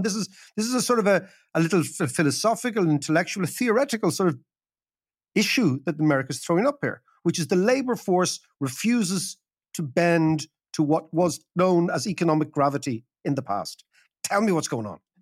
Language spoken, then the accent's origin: English; Ireland; I'm Irish